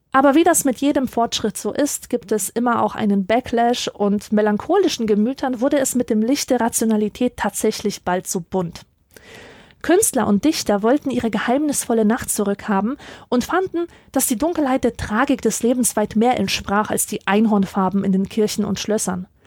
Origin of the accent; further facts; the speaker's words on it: Silesian Voivodeship, Poland; born there; Ich bin in Oberschlesien geboren, einer ehemaligen Hochburg der Kohleindustrie, und ich kenne den Anblick zu gut, dass Wohnhäuser von Ruß geschwärzt sind